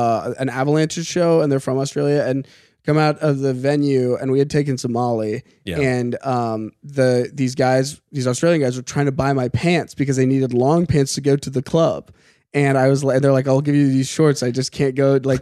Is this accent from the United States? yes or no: yes; Colorado, United States; that's where I'm from.